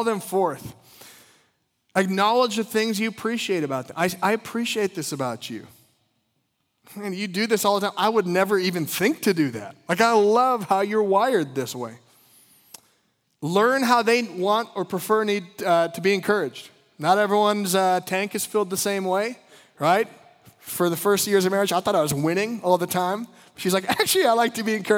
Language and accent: English; Midwest, United States; I grew up in the Midwest